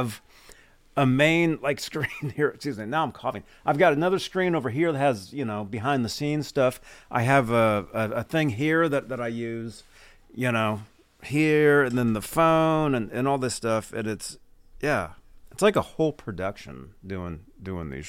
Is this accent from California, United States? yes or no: yes; Bay Area, California, United States; I am from the Bay Area